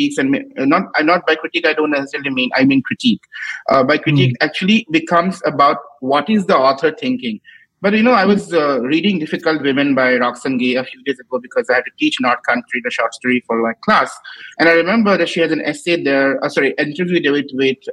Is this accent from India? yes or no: yes; Assam, India; all the people I admired growing up in Assam